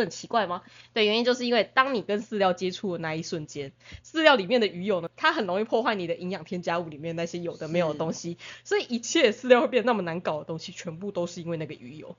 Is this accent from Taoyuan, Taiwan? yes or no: no; Tainan, Taiwan; 因为我们是台南人嘛，嗯哼。所以说就我们就是，我们是归人，我们是永康这样子